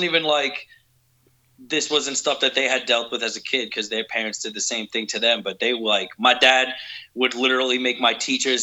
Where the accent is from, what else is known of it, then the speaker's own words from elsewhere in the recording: New York City, New York, United States; moved away; I originally grew up in New York City in a shitty little place called Staten Island